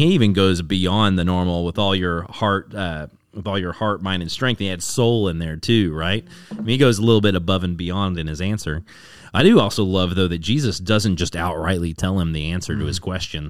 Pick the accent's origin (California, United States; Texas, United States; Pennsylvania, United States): Texas, United States; DFW area; now in Austin, United States; I grew up in the DFW area